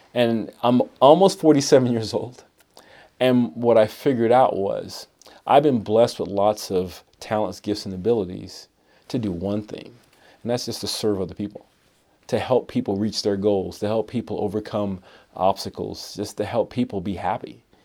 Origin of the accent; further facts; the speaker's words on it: Miami, Florida, United States; moved away as an adult; also born or lived in Bronx, New York; now in Idaho Falls, United States; I grew up in Bronx, New York, and then Miami, Florida, and came to Idaho for school.